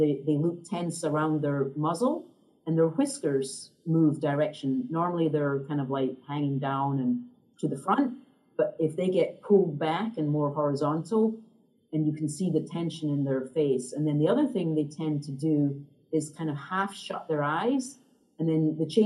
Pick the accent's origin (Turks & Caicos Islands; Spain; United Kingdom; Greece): United Kingdom; Scotland; now in United States; I grew up in Scotland, so I'm actually home visiting my family